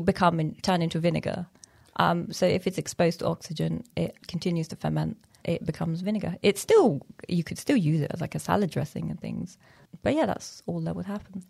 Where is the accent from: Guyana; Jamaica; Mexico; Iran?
Iran; moved away; also born or lived in Afghanistan; Originally, I'm from Afghanistan, And I grew up in Iran